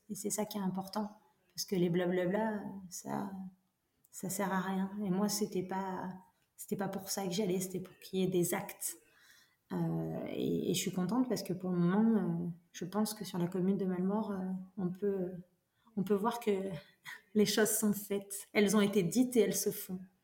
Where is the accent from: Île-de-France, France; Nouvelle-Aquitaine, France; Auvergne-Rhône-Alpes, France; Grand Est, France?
Nouvelle-Aquitaine, France; Brive-la-Gaillarde; je suis née à Brive. Ouais. Donc, euh, fille d'ici